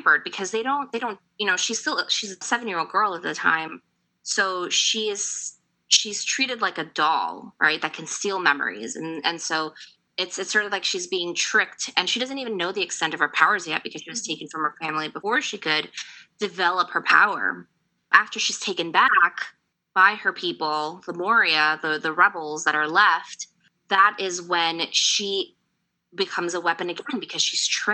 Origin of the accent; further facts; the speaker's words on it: Ecuador; I'm from Ecuador, so coming from a country that was colonized by Spain